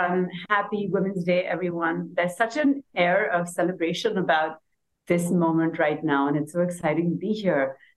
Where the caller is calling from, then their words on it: Pakistan; As you mentioned, I'm joining from Pakistan, a country that I guess some of you may have heard of in the context of the floods we had last year.